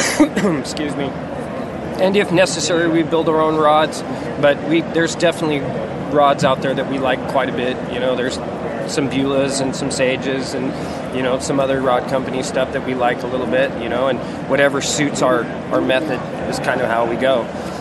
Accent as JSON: {"language": "English", "region": "Alaska", "country": "United States", "tie": "born or raised there", "said": "I grew up in Alaska, actually, from 6 to 10. I was homeschooled. We lived off the land."}